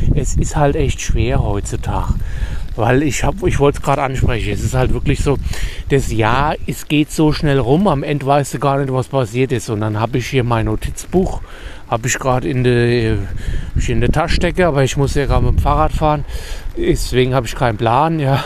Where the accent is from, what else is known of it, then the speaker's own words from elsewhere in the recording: Germany; ich bin Deutscher.